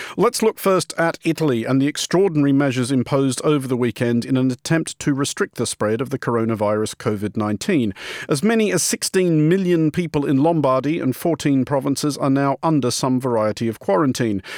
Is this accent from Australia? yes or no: yes; Australia; moved away; my home country of Australia